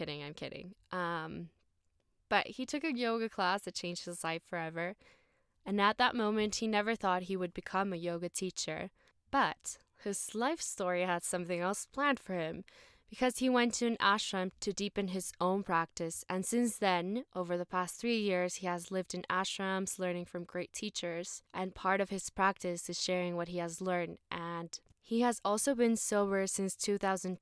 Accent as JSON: {"language": "English", "region": "Mexico City", "country": "Mexico", "said": "So yes, we are both from Mexico City"}